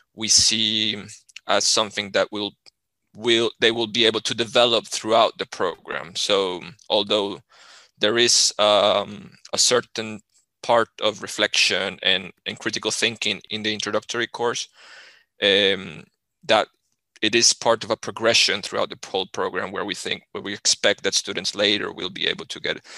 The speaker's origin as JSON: {"language": "English", "country": "Colombia", "moved": "as an adult", "lives_now": "Sweden", "said": "I, I come from Colombia"}